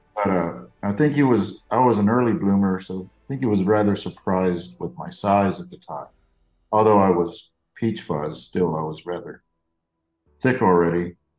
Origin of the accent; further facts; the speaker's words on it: Corpus Christi, Texas, United States; I grew up down in South Texas by Corpus Christi